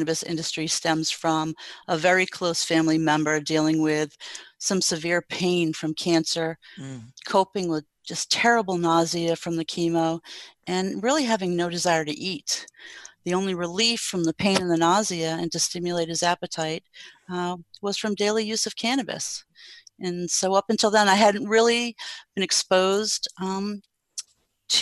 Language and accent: English; New England, United States; I grew up in New England and I went to school there